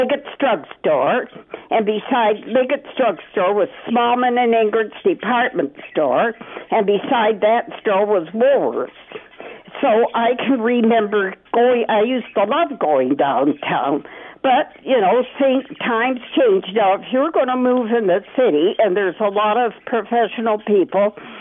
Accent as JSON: {"language": "English", "town": "London", "region": "Ontario", "country": "Canada", "tie": "born or raised there", "said": "grew up, went to school in London"}